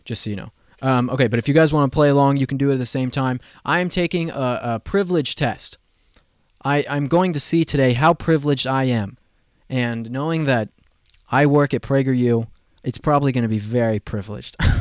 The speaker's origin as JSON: {"language": "English", "region": "Colorado", "country": "United States", "said": "I have been mocked for my accent, okay? I'm from Colorado"}